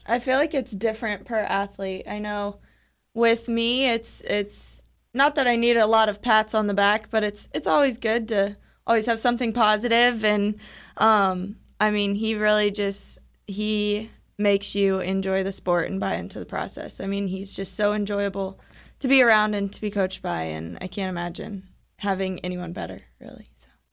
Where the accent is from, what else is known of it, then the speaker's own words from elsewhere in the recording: Odessa, Missouri, United States; I grew up in Odessa